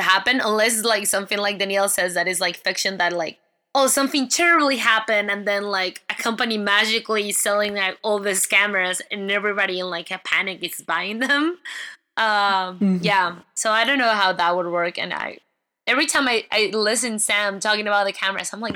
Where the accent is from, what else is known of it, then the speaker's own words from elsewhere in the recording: Mexico; English is a second language; now in United States; I'm also from Mexico